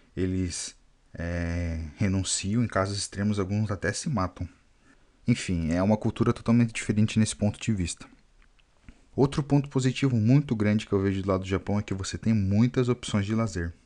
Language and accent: Portuguese; Brazil; first language Portuguese; moved away as an adult; now in Japan; enquanto brasileiro